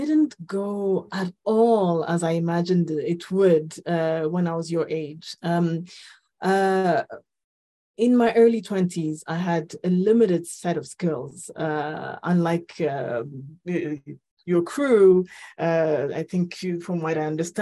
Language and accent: English; Ethiopia; moved away; also born or lived in Rwanda / Nairobi, Kenya; I'm from Rwanda, but I was born and raised in Ethiopia. Lived in Nairobi for over